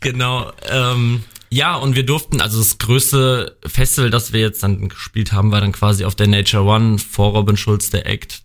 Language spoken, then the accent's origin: German; Bad Kreuznach, Rhineland-Palatinate, Germany; ich komme gebürtig hier aus Bad Kreuznach, wohne in Bad Kreuznach